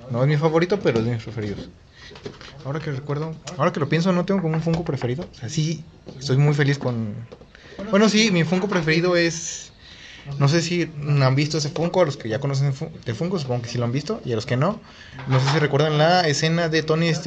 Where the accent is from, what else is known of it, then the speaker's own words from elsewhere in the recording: Mexico; Y somos de México.